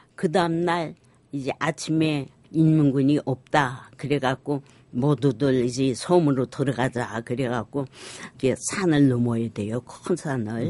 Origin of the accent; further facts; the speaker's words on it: Sinchon, Hwanghae, North Korea; now in South Korea; 저희가 고향이 황해도예요. 그래서 저희가 피난 나올 때 신천에서